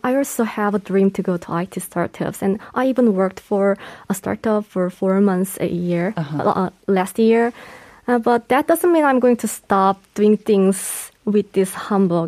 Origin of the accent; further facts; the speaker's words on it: Jeju Island, South Korea; it's my hometown